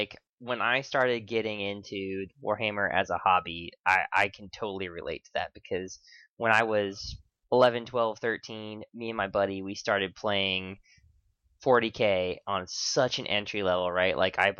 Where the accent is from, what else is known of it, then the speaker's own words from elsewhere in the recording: West Coast, United States; I'm from West Coast.